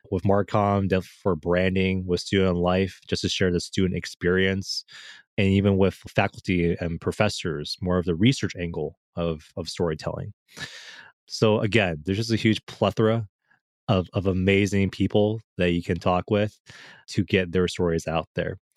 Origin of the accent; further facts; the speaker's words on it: Michigan, United States; I'm from Michigan